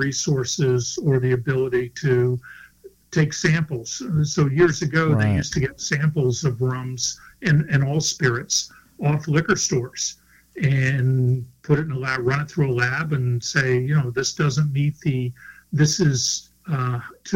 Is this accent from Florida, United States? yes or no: yes; Florida, United States; I grew up in Florida, grew up sailing